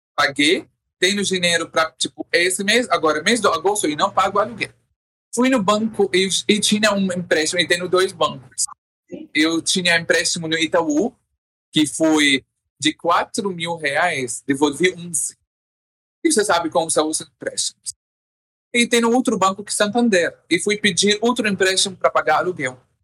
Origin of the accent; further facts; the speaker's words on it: Syria; born or raised there; Portuguese is a second language; moved away as an adult; also born or lived in Jordan; now in Brazil